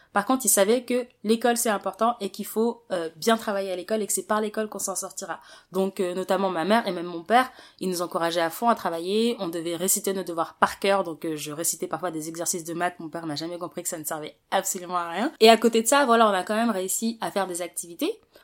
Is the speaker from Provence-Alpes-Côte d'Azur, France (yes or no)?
no; Paris, Île-de-France, France; Je suis née, j'ai grandi à Paris